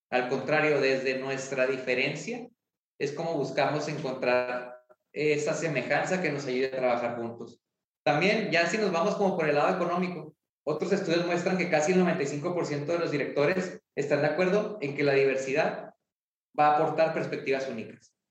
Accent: Ciudad Juárez, Chihuahua, Mexico; yo soy de Ciudad Juárez, estamos en Ciudad Juárez.

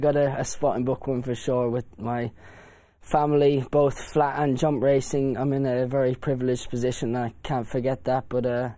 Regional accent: Ireland; born or raised there

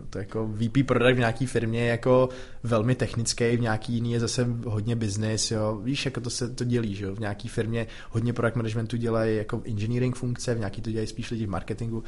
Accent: Czechia; Tady u nás v Čechách

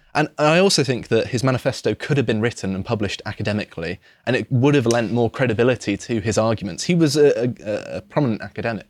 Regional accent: Devon, South West England, United Kingdom; moved away; I grew up in Devon

